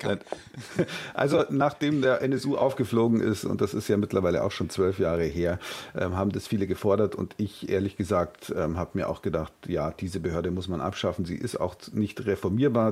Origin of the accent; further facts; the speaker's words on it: Bavaria, Germany; Bei uns in Bayern